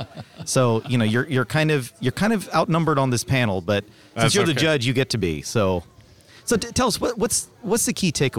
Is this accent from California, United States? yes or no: no; Texas, United States; And I want to thank you for saying voir dire, because I'm also from Texas.